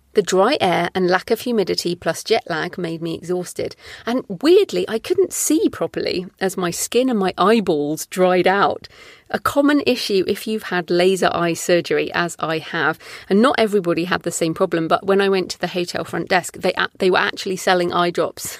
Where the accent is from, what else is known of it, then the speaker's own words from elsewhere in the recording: United Kingdom; as a Brit